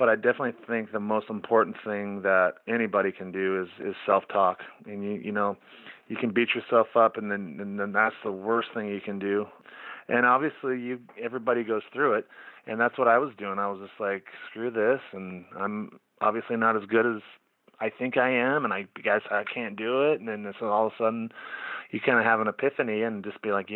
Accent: Central California, United States; moved away as an adult; also born or lived in Oregon; I'm from Central California

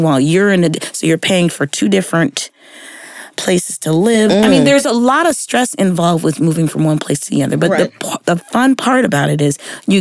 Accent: San Diego, California, United States; moved away as an adult; also born or lived in Washington, D.C.; now in Texas, United States; I was born and raised in San Diego

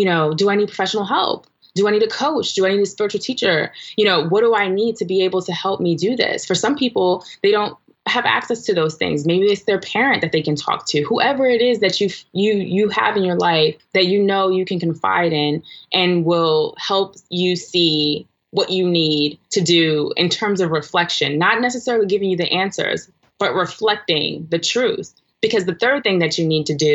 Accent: New York City, New York, United States; I'm from Brooklyn, New York

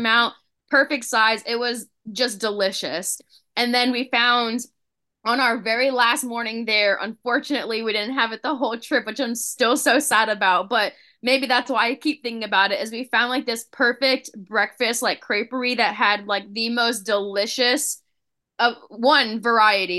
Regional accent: West Coast of Florida, United States; I grew up on the West Coast, where the water's very ru-, warm, there's no waves

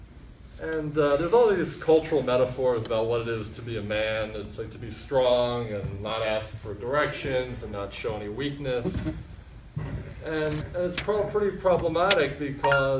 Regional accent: United States; born or raised there; also born or lived in Fort Lauderdale, Florida

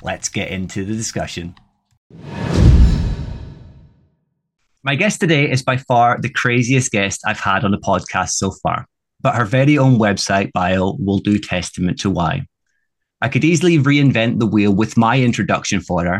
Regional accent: Scotland, United Kingdom; Being Scottish

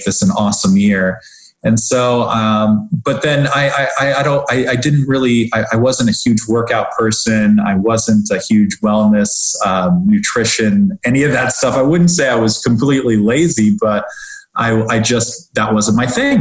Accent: Omaha, Nebraska, United States; also born or lived in Washington D.C. area / Rockville, Maryland / Philadelphia, Pennsylvania; now in Palm Harbor, United States; I grew up in Omaha, Nebraska

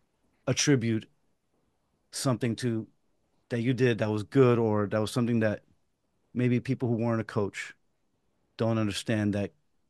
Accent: New York City, New York, United States; I grew up in Pelham Bay and Throgneck

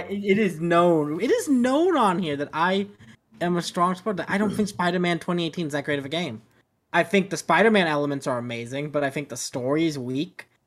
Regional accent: Arizona, United States; Growing up in Arizona, going across the border a lot

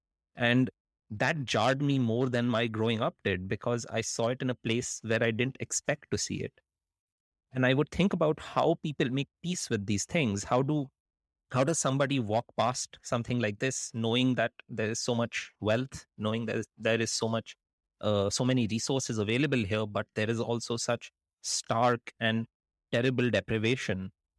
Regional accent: India; So I grew up in India, and there's a lot of poverty in India, but you expect there to be a lot of poverty in India.

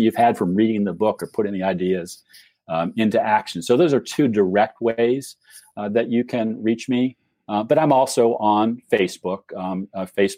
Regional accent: Cleveland, Ohio, United States; now in Virginia, United States; I was born and raised in Cleveland

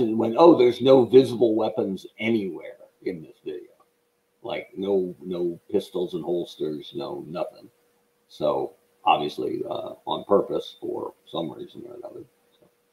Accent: Oregon, United States; also born or lived in Western New York / Phoenix, Arizona / Washington, D.C.; I'm from Oregon.

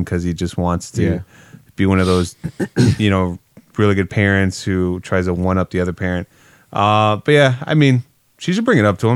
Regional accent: United States; I'm an American

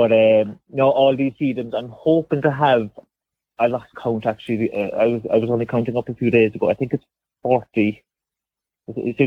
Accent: Cobh, Munster, Ireland; moved away as an adult; now in Ballinascarty, Ireland; I'm born and raised in Cove

